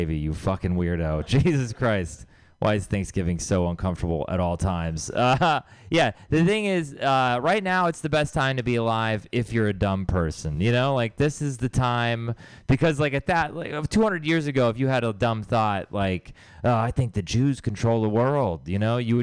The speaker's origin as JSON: {"language": "English", "region": "Texas", "country": "United States", "moved": "yes", "lives_now": "San Francisco Bay Area, United States", "said": "I'm from Texas"}